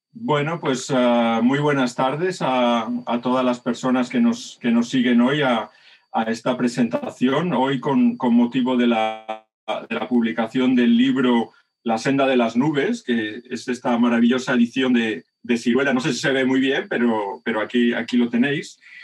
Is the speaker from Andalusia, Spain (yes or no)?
no; Madrid, Community of Madrid, Spain; also born or lived in Gràcia, Barcelona; now in Barcelona, Spain; Yo además soy un madrileño del barrio barceloní de Gracia, por la suerte de haberme criado con la movida madrileña